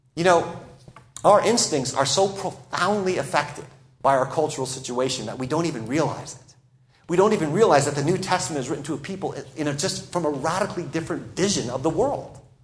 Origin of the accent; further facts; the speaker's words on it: United States